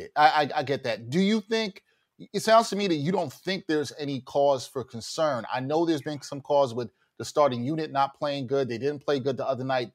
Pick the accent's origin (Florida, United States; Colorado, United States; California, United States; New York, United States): New York, United States; New York City; we're both from Brooklyn